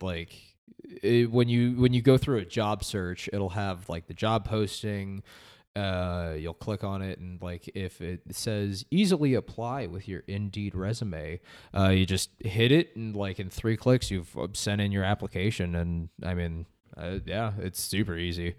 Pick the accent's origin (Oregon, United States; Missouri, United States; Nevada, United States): Nevada, United States; Las Vegas; also born or lived in Reno, Nevada; moved back down to my hometown of Las Vegas